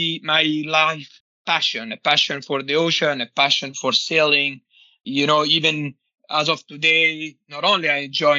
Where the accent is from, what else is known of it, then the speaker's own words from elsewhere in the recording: Nettuno, Lazio, Italy; moved away; I grew up in Nettuno, which is a small town, small beach town in the near Rome.